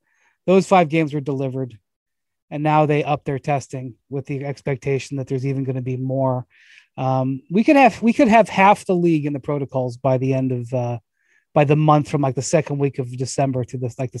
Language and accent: English; Cleveland, Ohio, United States; which I'm from Cleveland